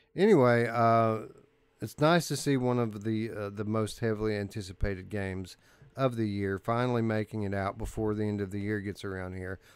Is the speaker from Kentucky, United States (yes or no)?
yes; Kentucky, United States; I'm from South